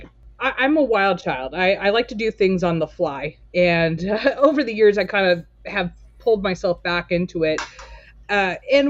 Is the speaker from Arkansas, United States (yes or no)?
no; Torrance, California, United States; moved away as an adult; also born or lived in Portland, Oregon; now in Hillsboro, United States; I was born and raised in Torrance, California